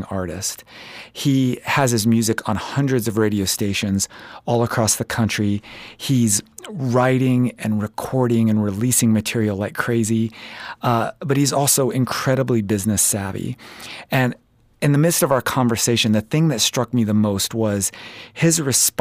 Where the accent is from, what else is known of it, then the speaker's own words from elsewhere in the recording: East Coast, United States; I'm from the East Coast